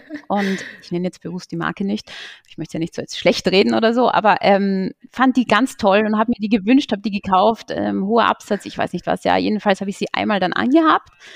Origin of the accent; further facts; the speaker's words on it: Salzburger Land, Austria; moved away as an adult; now in Berlin, Germany; in meiner Heimat, im Salzburger Land